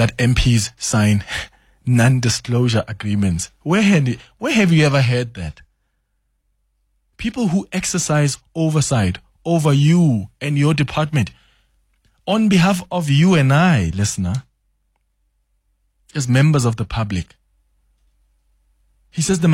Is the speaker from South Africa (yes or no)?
yes; South Africa; as a South African